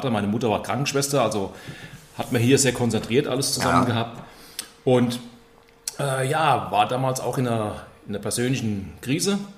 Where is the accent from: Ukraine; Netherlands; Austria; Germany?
Austria; Königstetten, Lower Austria; Hier äh, in Königstetten, wo ich aufgewachsen bin